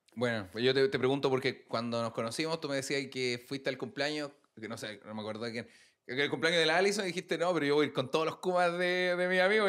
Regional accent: Puente Alto, Santiago Metropolitan Region, Chile; also born or lived in Recoleta; yo soy, de Puente, viví toda la vida en Puente también

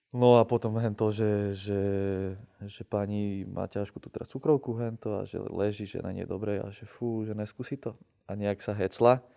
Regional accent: Senica, Trnava Region, Slovakia; tomu mestu, kde si vyrastal, napríklad tú Senici, tak ja som sa s tým aj vlastne vrátil sem, že uh, uh, som si tu otvoril ten barbershop, že chcem niečo dať tomu mestu, že proste som tu vyrastal od nuly úplne

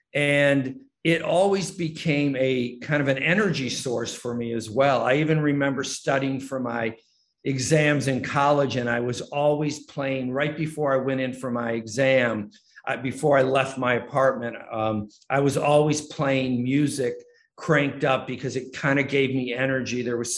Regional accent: Detroit, Michigan, United States; Well, it started when I was growing up in Detroit in that very small house, when I had to somehow remove myself from everything that was going on in the house at the moment.

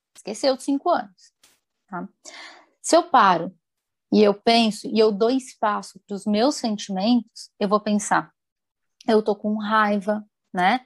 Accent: interior of São Paulo, Brazil; moved away as an adult; also born or lived in Campinas; now in Paraná, Brazil; eu sou do interior de São Paulo, sou formada em Campinas também, né? Hum. E aí eu fui para o Sul e atualmente estou no Paraná.

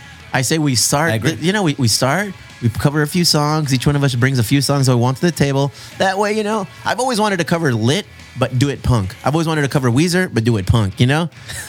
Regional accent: Chula Vista, California, United States

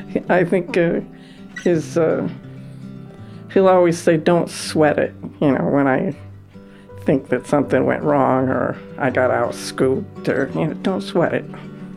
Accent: Stamford, New York, United States; Born and raised in Stanford. I live 1 mile from where I was born, from the hospital where I was born. I've been here, except for college, pretty much my whole life.

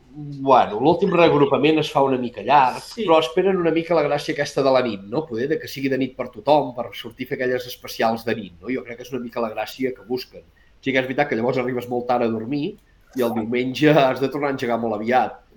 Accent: Arbúcies, Catalonia, Spain; nosaltres som d'Arbúcies

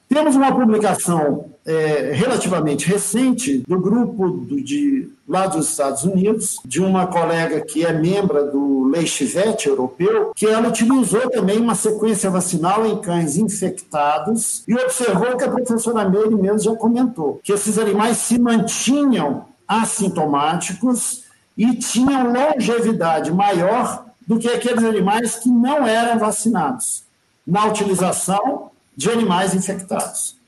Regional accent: Brazil; como brasileiro

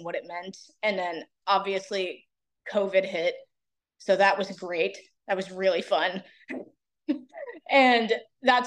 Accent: Raleigh, North Carolina, United States; now in Wilmington, United States; I'm originally from Raleigh

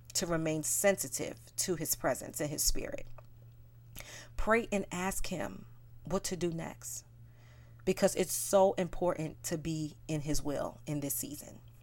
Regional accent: New York City, New York, United States; I am from South Bronx, New York, and I grew up in what I believe is a melting pot

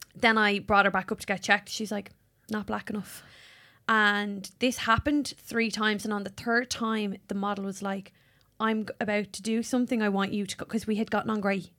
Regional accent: Ireland; accent: Irish; my Irish voice

